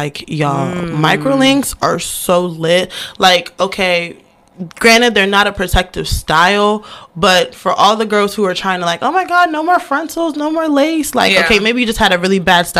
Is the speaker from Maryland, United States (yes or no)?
yes; Baltimore, Maryland, United States; also born or lived in Imo State, Nigeria; I'm from over East Baltimore. Oh, and then Jesus. We moved to the county.